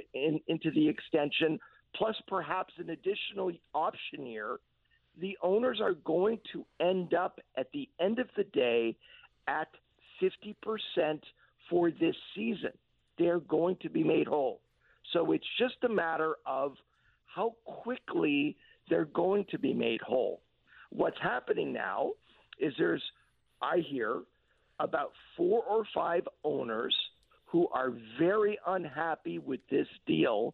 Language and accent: English; Montreal, Quebec, Canada; since I was 6 years old, growing up in Montreal